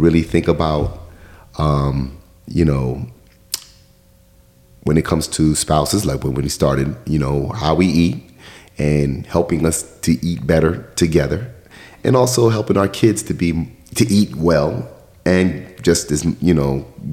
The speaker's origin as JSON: {"language": "English", "region": "New York", "country": "United States", "tie": "born or raised there", "said": "I'm from New York"}